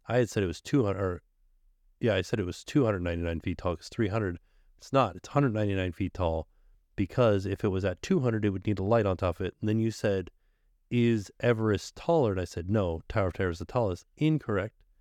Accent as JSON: {"language": "English", "region": "Florida", "country": "United States", "said": "I am from Florida"}